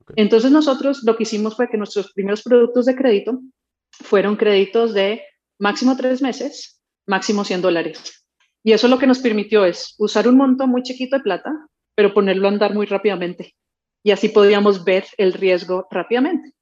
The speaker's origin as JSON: {"language": "Spanish", "country": "Colombia", "said": "yo soy colombiana"}